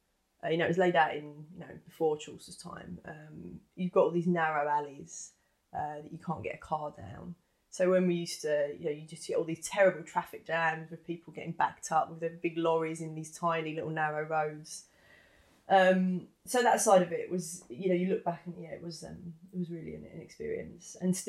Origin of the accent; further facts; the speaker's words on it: London, United Kingdom; growing up in East London. Most of the kids I went to school with, everyone's parents, everyone was a West Ham fan.